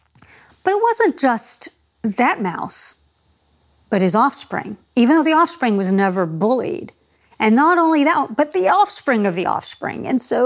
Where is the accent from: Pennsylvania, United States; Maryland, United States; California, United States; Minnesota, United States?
California, United States; Los Angeles; moved away as an adult; now in New Zealand; I came from Los Angeles, where there's really large Armenian population